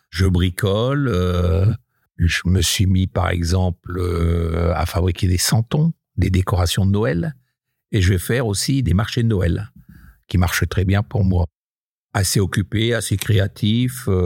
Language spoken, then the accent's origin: French; Hauts-de-France, France; je suis natif du Nord, un petit village euh, dans le Bavésie. Mon papa était cadre à EDF, donc on a beaucoup voyagé aussi de poste en poste euh, et on a atterri dans un petit village à côté de Maubeuge